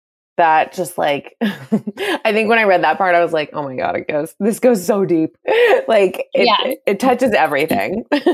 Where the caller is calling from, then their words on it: California, United States; I'm calling from California